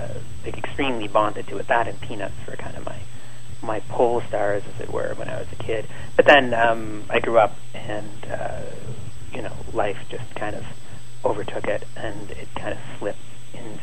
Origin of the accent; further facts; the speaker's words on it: Ottawa, Ontario, Canada; I delivered the Montreal Star for a while as a kid, growing up in Ottawa